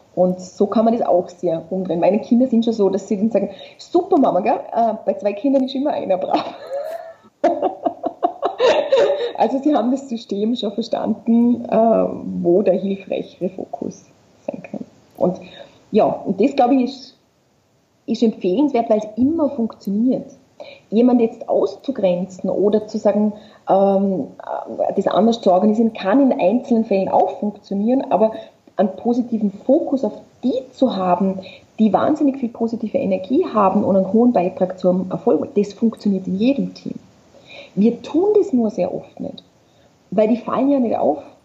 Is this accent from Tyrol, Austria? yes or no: no; Vorarlberg, Austria; ich komme aus Vorarlberg und mein Papa war Skilehrer